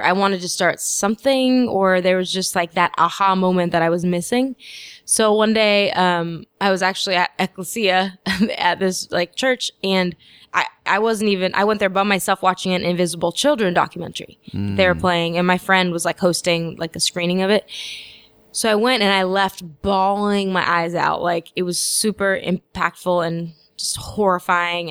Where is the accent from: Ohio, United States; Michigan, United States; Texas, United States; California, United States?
California, United States; Los Angeles; Born and raised in Los Angeles.